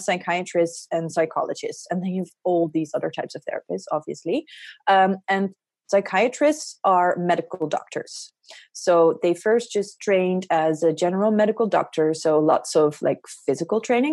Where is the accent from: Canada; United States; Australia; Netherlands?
Netherlands; I am a psychiatrist from the Netherlands.